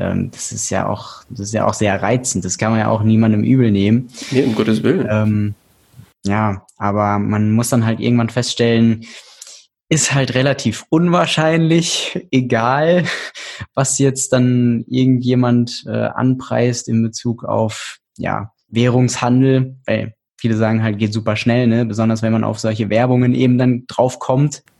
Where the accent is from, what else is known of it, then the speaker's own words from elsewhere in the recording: Hesse, Germany; moved away as an adult; also born or lived in Portugal / Frankfurt; now in Berlin, Germany; ich bin gebürtiger Hesse